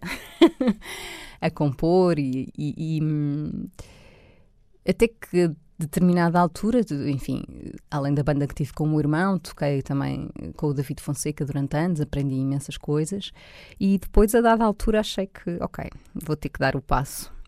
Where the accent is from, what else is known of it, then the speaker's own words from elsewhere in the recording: Loures, Lisbon, Portugal; estudei também uh, em Louros, portanto, que foi onde eu cresci